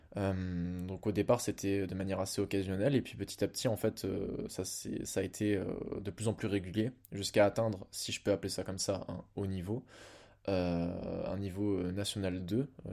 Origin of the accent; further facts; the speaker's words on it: Blois, Centre-Val de Loire, France; also born or lived in Lille; je rentre chez moi à Blois